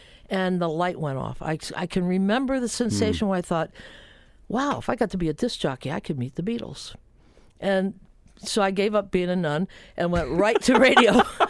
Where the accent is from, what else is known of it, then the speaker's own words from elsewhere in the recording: United States; now in Chicago, United States; And I grew up near Cincinnati